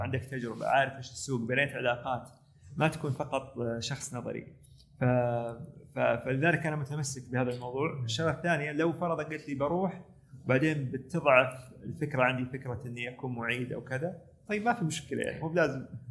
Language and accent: Arabic; Saudi Arabia; also born or lived in United States; احنا عندنا في السعوديه